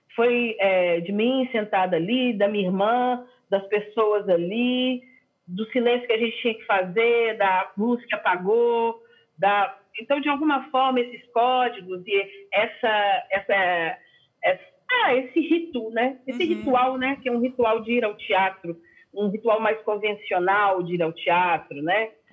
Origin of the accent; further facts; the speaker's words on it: Belo Horizonte, Minas Gerais, Brazil; now in São Paulo, Brazil; eu sou a única, é, a única que nasceu em Belo Horizonte mesmo. Hum. Então, eu sou super daqui